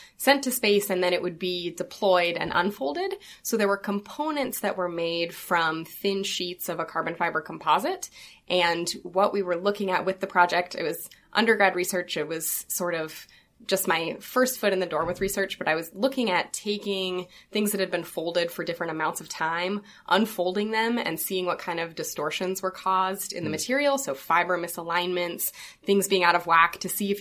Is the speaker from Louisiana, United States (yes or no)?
no; Olympia, Washington, United States; moved away as an adult; now in Los Angeles, United States; I'm from Washington State, from Olympia, Washington. Moved here to LA for undergrad and never really left.